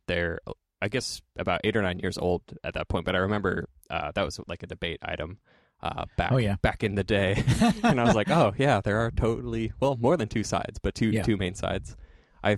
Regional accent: Oregon, United States; also born or lived in Hillsboro / Portland; Growing up in Oregon

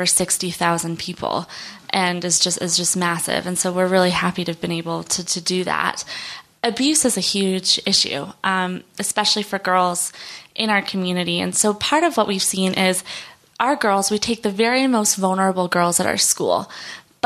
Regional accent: Denver, Colorado, United States; where I grew up in Denver.

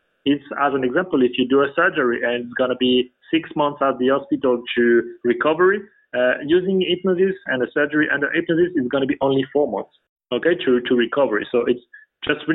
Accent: France; English is a second language; We are all from France

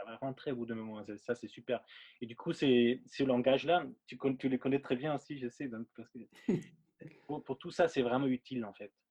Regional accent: Linz, Upper Austria, Austria; French is a second language; moved away as an adult; now in Paris, France; c'est un batteur euh, avec qui j'ai grandi en Autriche. Mmh je viens d'Autriche, euh, à Linz

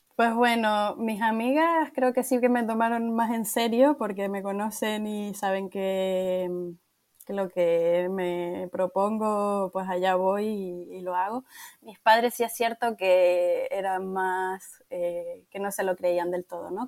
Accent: Tenerife, Canary Islands, Spain; moved away as an adult; also born or lived in Portugal; soy de Tenerife, pero soy bueno, una, una apasionada de mi tierra

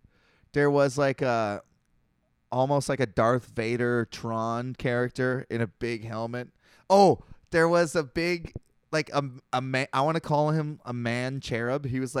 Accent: Canada; I'm a Canadian.

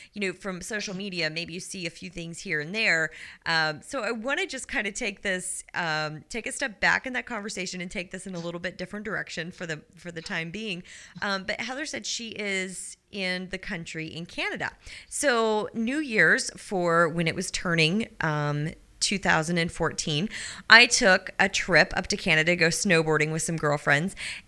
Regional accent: Missouri, United States; I grew up out

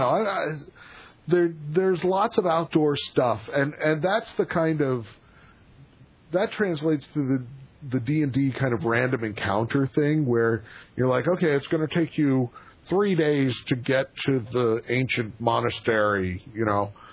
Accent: Pennsylvania, United States; moved away; I am originally from Pennsylvania

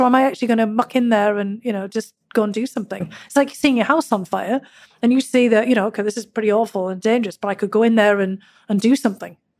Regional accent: Durham, North East England, United Kingdom; born or raised there; now in United States

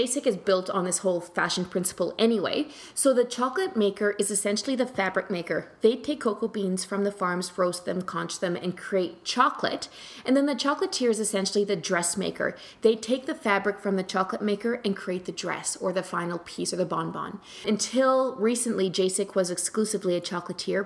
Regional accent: New Zealand; now in Canada; I grew up in New Zealand

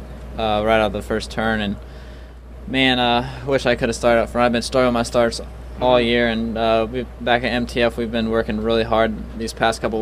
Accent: Minneapolis, Minnesota, United States; Minneapolis, and that's my hometown race

